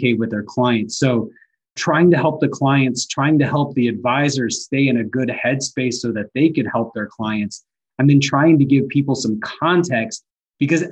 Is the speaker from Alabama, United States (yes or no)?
yes; North Alabama, United States; now in Atlanta, United States; I grew up in North Alabama